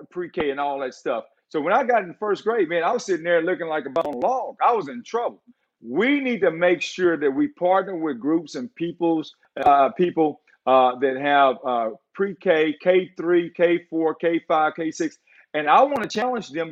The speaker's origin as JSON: {"language": "English", "town": "Beaumont", "region": "Texas", "country": "United States", "tie": "born or raised there", "said": "I came from North End Beaumont. Ain't nothing good from North End Beaumont"}